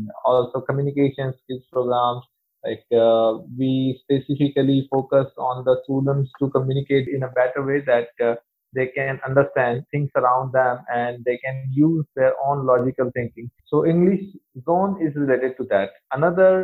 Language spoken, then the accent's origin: English; India; I'm from India